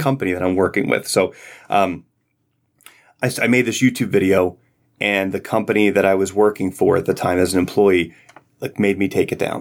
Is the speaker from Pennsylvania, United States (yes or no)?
yes; Philadelphia, Pennsylvania, United States; moved away as an adult; now in Virginia, United States; I grew up in Philadelphia and moved here in two thousand six